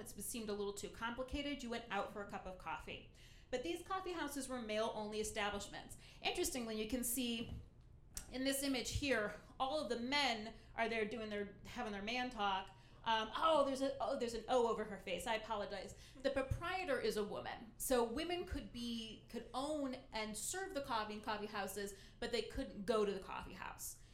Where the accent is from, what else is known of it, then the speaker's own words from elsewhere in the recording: Ohio, United States; my home state of Ohio